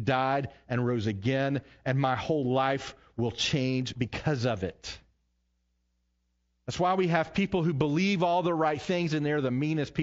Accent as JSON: {"language": "English", "region": "the South", "country": "United States", "tie": "born or raised there", "said": "growing up in the South like myself"}